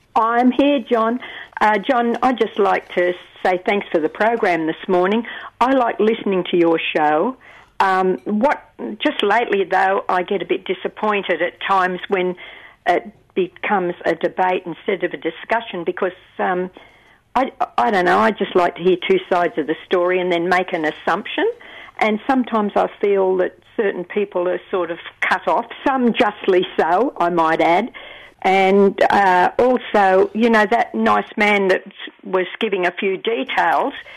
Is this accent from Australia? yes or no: yes; Newcastle, New South Wales, Australia; I was born in Newcastle